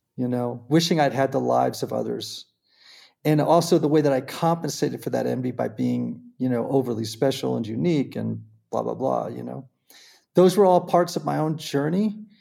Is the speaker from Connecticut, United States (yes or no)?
yes; Greenwich, Connecticut, United States; I grew up in Greenwich, Connecticut